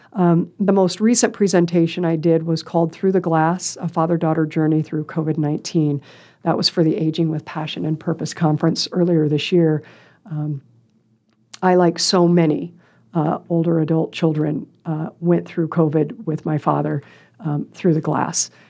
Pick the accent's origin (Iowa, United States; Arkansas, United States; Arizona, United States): Iowa, United States; Council Bluffs; also born or lived in Des Moines, Iowa / Lincoln, Nebraska; raised in council bluffs